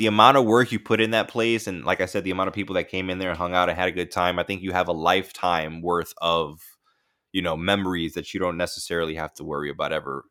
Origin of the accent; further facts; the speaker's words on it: Bronx, New York, United States; They can't believe that I came from the Soundview section of the Bronx and that I lived in the hood